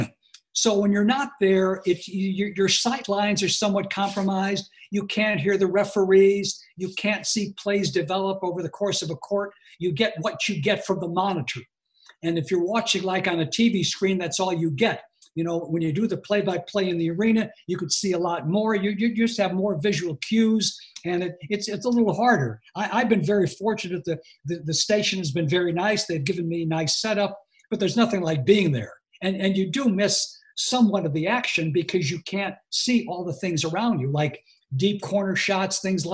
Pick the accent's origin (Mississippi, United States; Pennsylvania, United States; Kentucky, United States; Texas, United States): Pennsylvania, United States; Scranton; moved away; I'm from Scranton